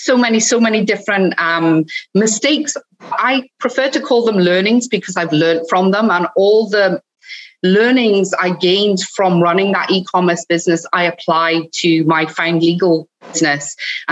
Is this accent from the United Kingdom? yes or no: yes; Cardiff, Wales, United Kingdom; accent: hybrid; also born or lived in Scotland; Well, it's a bit of a hybrid, but I'm originally from Wales. I grew up in Cardiff, so I'm a Cardiffian.